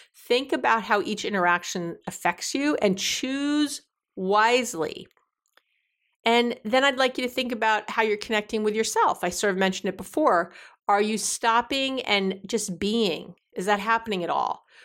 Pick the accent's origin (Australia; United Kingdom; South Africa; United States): United States; New York; being a New Yorker